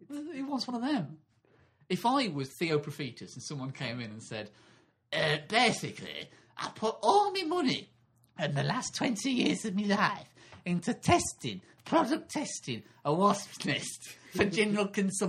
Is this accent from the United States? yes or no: no; Swansea, Wales, United Kingdom; because I'm a housewife from Swansea.